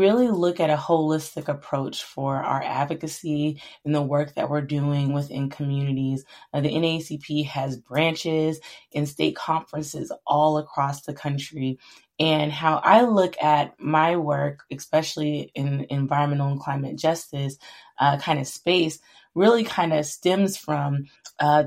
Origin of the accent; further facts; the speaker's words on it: central Florida, United States; I grew up in the South originally in Florida, in a more rural community in the central part of Florida.